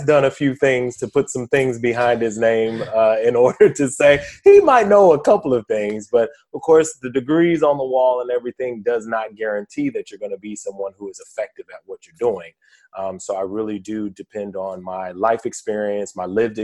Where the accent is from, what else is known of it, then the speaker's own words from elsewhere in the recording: Sacramento, California, United States; I'm originally from Sacramento, California, born and raised 916